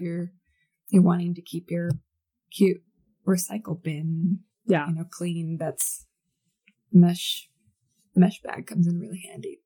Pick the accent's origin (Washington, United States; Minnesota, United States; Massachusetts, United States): Washington, United States; Seattle; moved away as an adult; now in Utah, United States; I'm from Washington, specifically like Seattle area